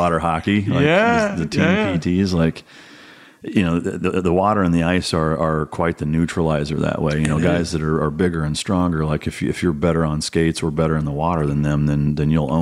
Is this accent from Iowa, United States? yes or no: yes; Northern Iowa, United States; I grew up in Iowa